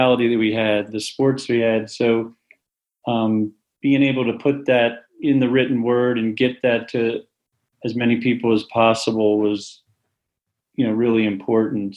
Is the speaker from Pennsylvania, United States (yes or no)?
yes; Waynesboro, Pennsylvania, United States; I grew up in a small town, Waynesboro, Pennsylvania, about three stoplights